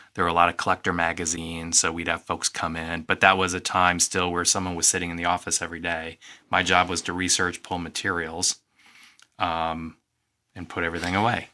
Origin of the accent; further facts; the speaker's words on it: East Moline, Illinois, United States; I grew up in East Moline